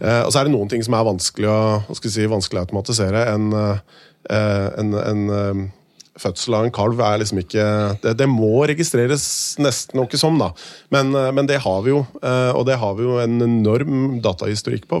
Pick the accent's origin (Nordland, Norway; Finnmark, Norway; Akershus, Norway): Akershus, Norway; Hakadal; also born or lived in Bergen; født og oppvokst i Hakadal og bodd der hele livet, bortsett fra fire år i Bergen